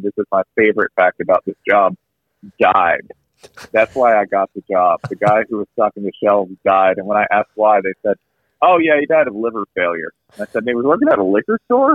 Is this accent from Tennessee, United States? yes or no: yes; Tennessee, United States; also born or lived in northern suburbs of Atlanta, Georgia; now in Atlanta, United States; I grew up in Tennessee for a good chunk of my childhood